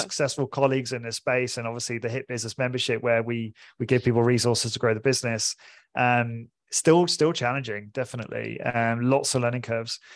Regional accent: Portsmouth, South East England, United Kingdom; moved away as an adult; also born or lived in London; I'm originally from, I'm British, I'm from Portsmouth, small city in England.

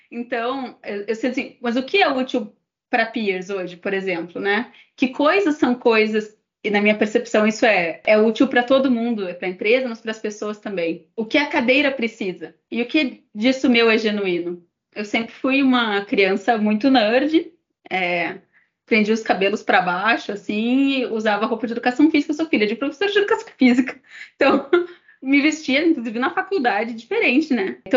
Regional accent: Brazil; sendo que a minha língua e provavelmente a forma como eu me expressaria melhor seria em português, sendo brasileiro.

